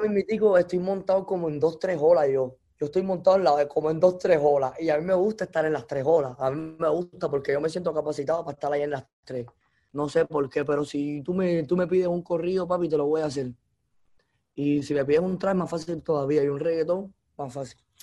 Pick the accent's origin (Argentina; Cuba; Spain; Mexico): Cuba; moved away as an adult; also born or lived in Los Angeles, United States; now in Miami, United States; yo nací en Cuba, yo, yo, yo crecí escuchando música latina